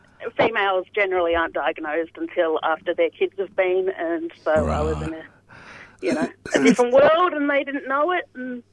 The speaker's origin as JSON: {"language": "English", "town": "Melbourne", "region": "Victoria", "country": "Australia", "tie": "born or raised there", "said": "I grew up in South Northcote."}